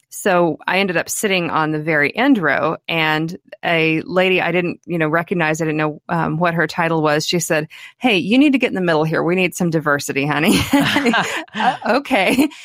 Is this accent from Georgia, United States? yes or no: no; El Dorado, Kansas, United States; my hometown of El Dorado, Kansas